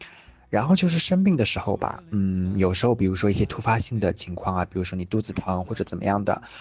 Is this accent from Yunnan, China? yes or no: no; Suzhou, Jiangsu, China; 来自江苏苏州。